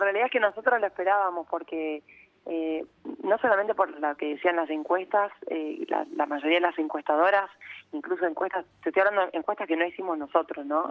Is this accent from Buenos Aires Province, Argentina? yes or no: no; Rosario, Santa Fe, Argentina; also born or lived in Buenos Aires; Yo soy Rosarina